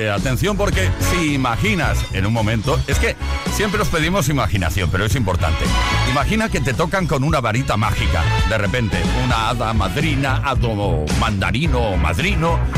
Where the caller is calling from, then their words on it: Region of Murcia, Spain; Buenas tardes, Tony. … de Murcia.